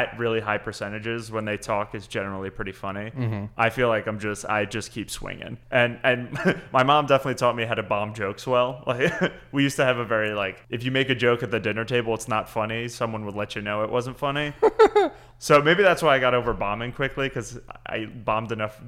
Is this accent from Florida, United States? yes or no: no; New Jersey, United States; moved away as an adult; also born or lived in Lewisburg, Pennsylvania / Corning; now in Baltimore, United States; growing up in Jersey and family stuff